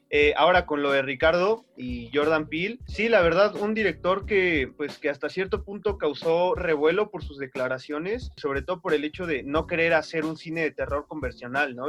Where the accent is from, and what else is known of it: Mexico